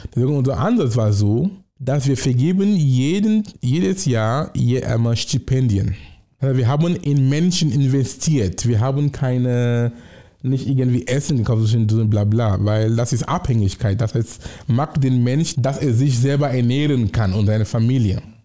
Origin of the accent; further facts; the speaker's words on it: Cameroon; German is a second language; moved away as an adult; now in Germany; Ich komme aus Kamerun und ich komme von vergleichsweise einem mittleren Oberschicht